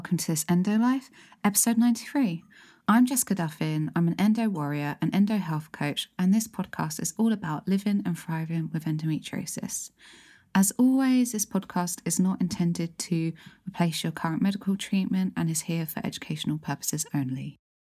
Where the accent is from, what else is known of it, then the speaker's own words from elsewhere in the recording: London, United Kingdom; I grew up in South London